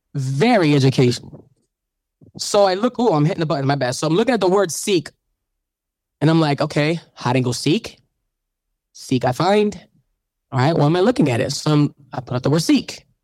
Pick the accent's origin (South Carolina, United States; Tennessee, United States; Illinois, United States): Illinois, United States; Chicago; moved away; I'm from Chicago. When I go back, I go visit the church.